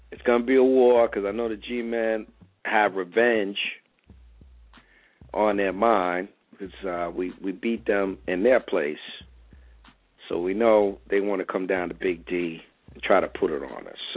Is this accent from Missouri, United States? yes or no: yes; St. Louis, Missouri, United States; also born or lived in New York; back in my hometown, St. Louis